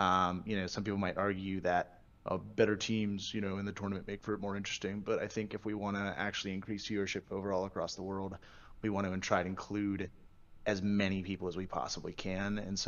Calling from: Pittsburgh, Pennsylvania, United States

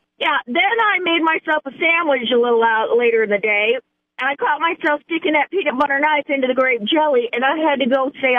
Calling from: Fayetteville, Arkansas, United States; I'm calling from Fayetteville.

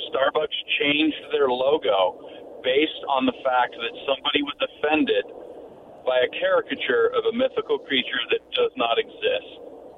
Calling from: Wallula, Washington, United States; calling from Wallula.

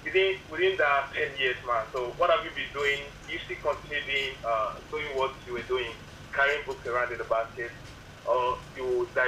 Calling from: Nigeria; I'm calling from Igodo.

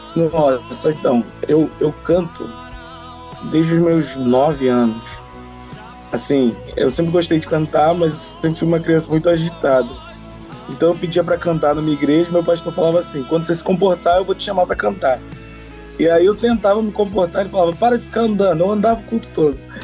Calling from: São Pedro da Aldeia, Rio de Janeiro, Brazil; Eu falo de São Pedro da Aldeia, interior do Rio de Janeiro, aqui na região dos Lagos

